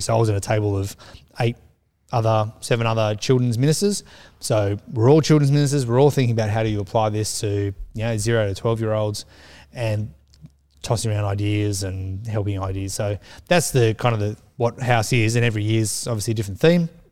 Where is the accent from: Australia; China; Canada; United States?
Australia; I'm Australian